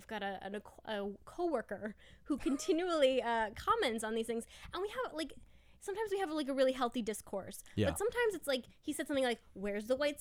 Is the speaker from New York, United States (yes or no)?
yes; New York, United States; But it like, I think especially as a New Yorker, your mind is kind of already set to like.